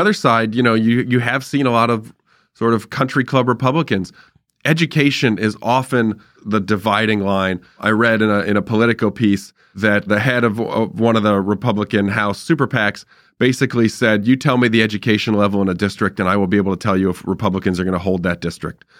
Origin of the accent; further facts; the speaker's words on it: Irvine, California, United States; I grew up in Irvine